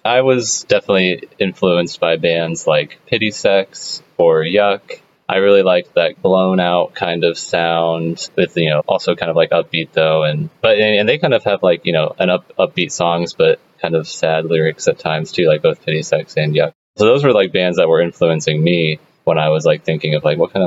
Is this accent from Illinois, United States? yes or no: yes; Danville, Illinois, United States; I'm from Danville, Illinois, which is, like, kind of a smaller town